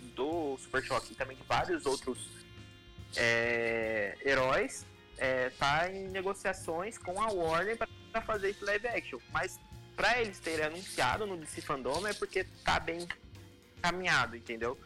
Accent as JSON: {"language": "Portuguese", "town": "Taubaté", "region": "São Paulo", "country": "Brazil", "said": "a gente tá aqui, a gente é de Taubaté"}